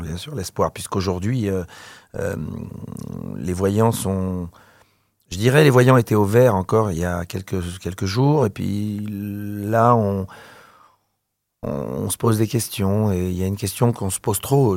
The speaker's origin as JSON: {"language": "French", "area": "Paris region", "region": "Île-de-France", "country": "France", "tie": "born or raised there", "also_born_or_lived": "Algeria / Provence", "said": "J'ai planté ma tente euh, dans la région parisienne"}